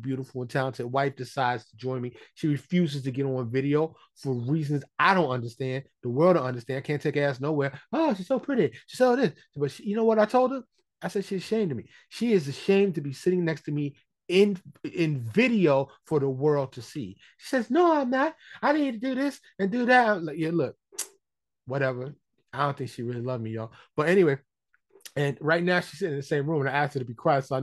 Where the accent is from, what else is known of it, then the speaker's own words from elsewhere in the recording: New York City, New York, United States; now in Texas, United States; I'm from New York City